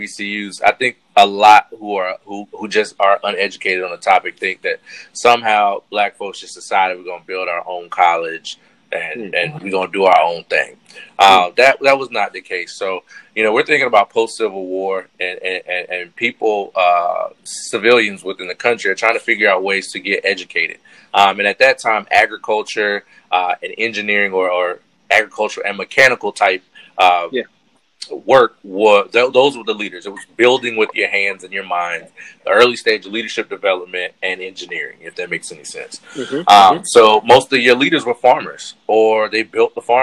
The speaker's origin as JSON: {"language": "English", "region": "North Carolina", "country": "United States", "said": "I'm from North Carolina"}